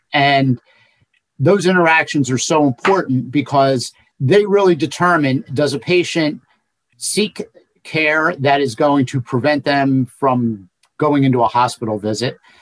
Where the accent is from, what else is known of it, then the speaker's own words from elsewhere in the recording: Cinnaminson, New Jersey, United States; I was an elected official in my hometown of Cinnaminson for 16 years